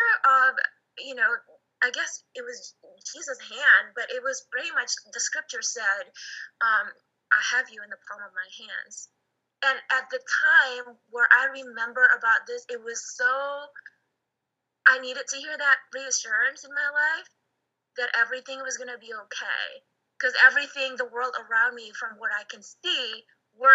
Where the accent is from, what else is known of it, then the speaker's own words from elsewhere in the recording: Indonesia; moved away; I was born in Indonesia